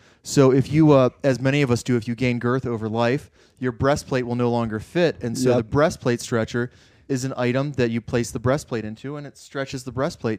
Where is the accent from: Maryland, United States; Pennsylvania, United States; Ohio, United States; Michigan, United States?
Maryland, United States; I'm from Maryland.